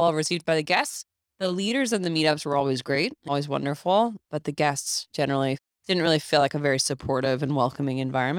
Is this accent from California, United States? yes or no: yes; California, United States; moved away as an adult; now in New York, United States; I think growing up on the West Coast, there's a lot of preconceived notions of how people are on the East Coast, especially in New York City.